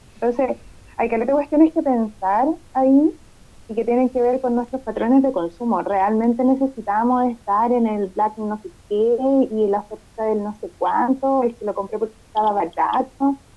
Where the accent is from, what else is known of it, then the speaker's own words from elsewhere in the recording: Chile; los chilenos tenemos esa, esa mala costumbre